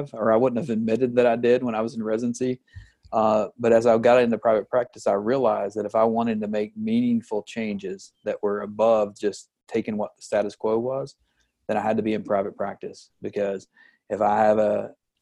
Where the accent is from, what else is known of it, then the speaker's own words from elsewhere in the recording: Kentucky, United States; moved away as an adult; also born or lived in Oklahoma City; now in Tampa, United States; I grew up in Kentucky, went to undergrad med school in Kentucky